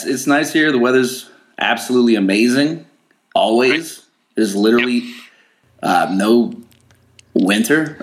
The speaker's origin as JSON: {"language": "English", "town": "San Diego", "region": "California", "country": "United States", "tie": "born or raised there", "said": "I was born in San Diego, California"}